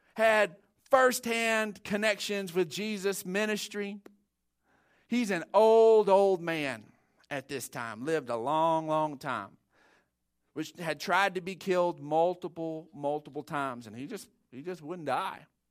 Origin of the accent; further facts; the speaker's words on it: Odessa, Texas, United States; growing up in Odessa, it was seventh grade was that first year